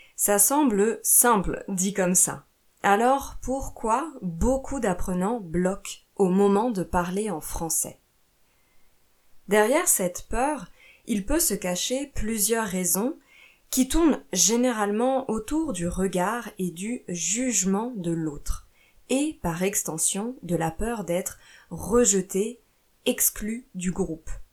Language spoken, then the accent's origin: French; France; also born or lived in Italy / Portugal / Brazil